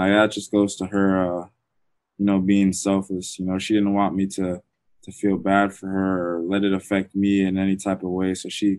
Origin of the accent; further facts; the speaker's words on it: Orlando, Florida, United States; I grew up in Florida. My mom was born in Jamaica